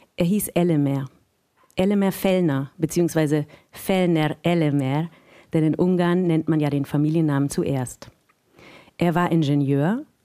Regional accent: Munich, Bavaria, Germany; moved away; ich bin aus München eigentlich

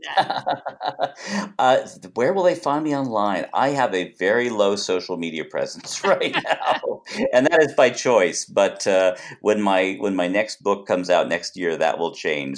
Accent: Los Angeles, California, United States; I was born out here in Los Angeles

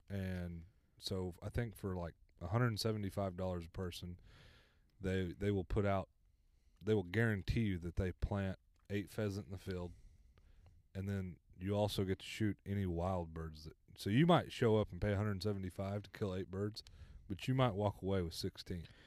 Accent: Blackwell, Oklahoma, United States; I grew up in Blackwell, so Kaw's the closest lake

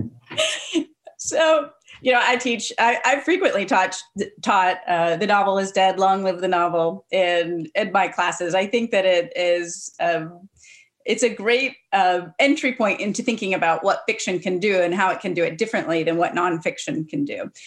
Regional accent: Cincinnati, Ohio, United States; I'm from Cincinnati myself

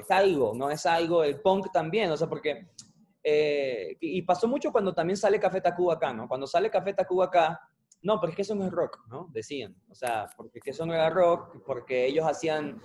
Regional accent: Venezuela; somos venezolanos

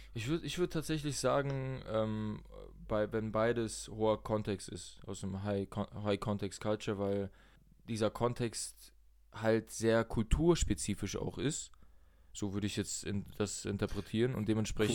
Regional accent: Germany; Ich bin zwar in Deutschland aufgewachsen, meine Eltern sind aus Russland

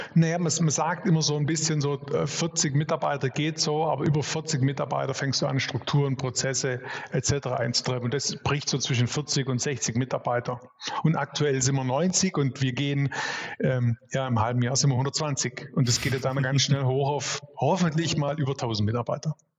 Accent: Swabia, Baden-Württemberg, Germany; ich bin Schwabe durch und durch, bin 46 Jahre, ähm, sozusagen auch den Schwabe in die Wiege gelegt

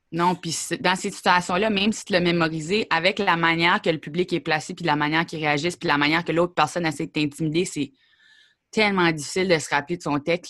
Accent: Grand Falls, New Brunswick, Canada; also born or lived in Perth-Andover, New Brunswick; moi, je suis née à Perth Andover, que pas grand monde connaît ça. C'est sur le bord de la frontière des États-Unis.

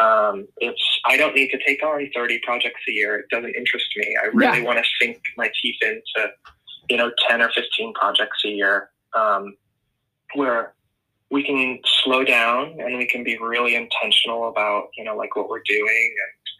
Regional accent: Newport, Rhode Island, United States; moved away as an adult; also born or lived in Portland, Oregon; I'm actually from Newport, Rhode Island

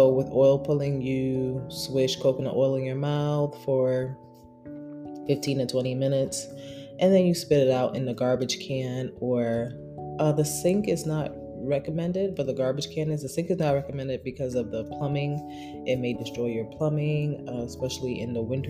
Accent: New York City, New York, United States; moved away as an adult; also born or lived in San Diego; now in New Jersey, United States; I moved back to Brooklyn, which is my hometown

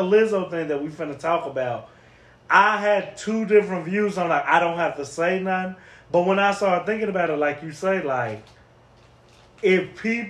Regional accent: Chicago, Illinois, United States; I'm from the Greens. So you would never see me past 95th

